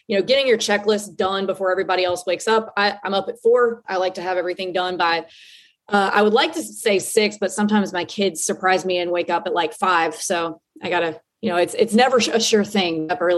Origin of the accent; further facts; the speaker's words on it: Southeastern US, United States; I grew up in the Southeast. So there's a lot of like medium-sized cities that I'll probably pivot to that I'm familiar